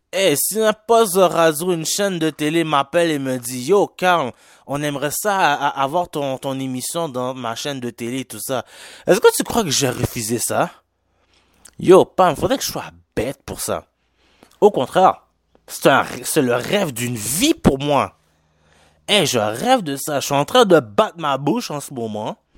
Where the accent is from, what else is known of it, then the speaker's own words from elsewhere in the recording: Quebec, Canada; accent: Haitian; est-ce que vous voyez par mon accent que je suis un peu haïtien? Ouais, je suis un Québécois d'origine haïtienne.